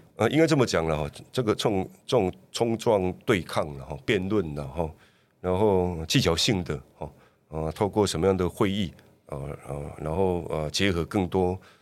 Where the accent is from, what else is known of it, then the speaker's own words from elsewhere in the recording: Douliu, Yunlin County, Taiwan; 云岭斗六，我的故乡